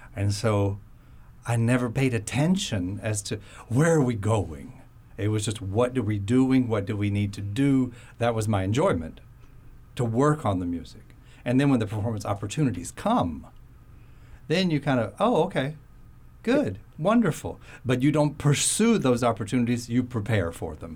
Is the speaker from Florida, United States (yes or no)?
yes; Florida, United States; moved away; also born or lived in south of France; I grew up in Florida, so it wasn't the most tropical part of Florida